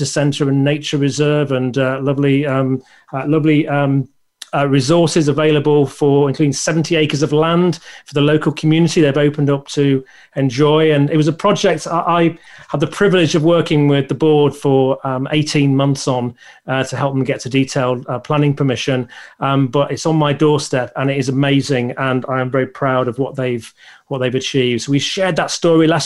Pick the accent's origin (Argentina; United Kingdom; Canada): United Kingdom; the north of England; I'm from the north of England, and people don't realise it until I say Love or Bath